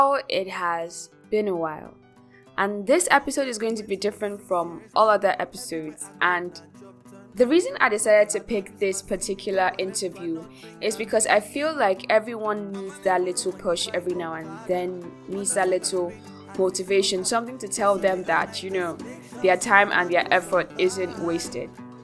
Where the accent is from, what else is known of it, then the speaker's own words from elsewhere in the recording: Nigeria; your host from Nigeria, West Africa